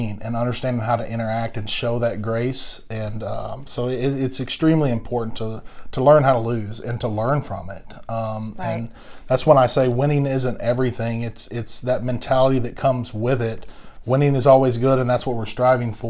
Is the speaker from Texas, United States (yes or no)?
yes; Longview, Texas, United States; I'm from East Texas.